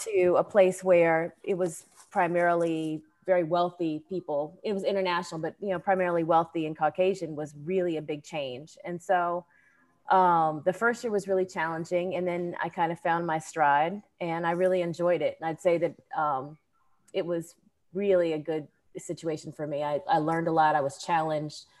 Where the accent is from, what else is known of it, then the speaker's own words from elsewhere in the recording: Danville, Illinois, United States; now in Atlanta, United States; I was raised in Danville, Illinois, which is two hours directly south of Chicago